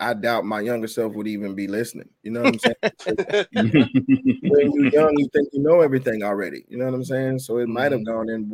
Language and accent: English; Atlanta, Georgia, United States; as a black man growing up in Atlanta